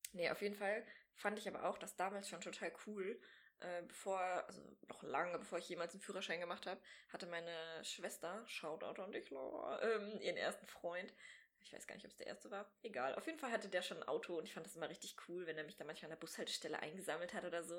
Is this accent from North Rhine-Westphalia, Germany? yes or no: yes; Sauerland, North Rhine-Westphalia, Germany; now in Bochum, Germany; ich bin in einem kleinen Kaff aufgewachsen im Sauerland